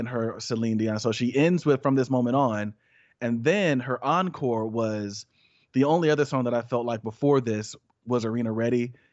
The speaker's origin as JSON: {"language": "English", "region": "Georgia", "country": "United States", "said": "We are from Georgia."}